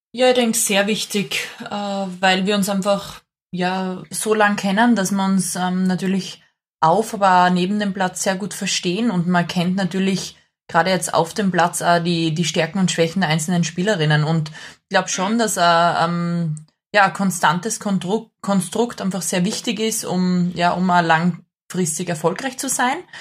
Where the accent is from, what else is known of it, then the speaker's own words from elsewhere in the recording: Graz, Styria, Austria; also born or lived in Thal; Ich bin in Graz geboren